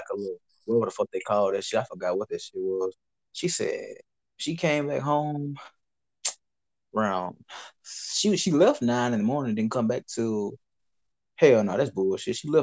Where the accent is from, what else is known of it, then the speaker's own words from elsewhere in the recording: Mississippi, United States; I'm from Mississippi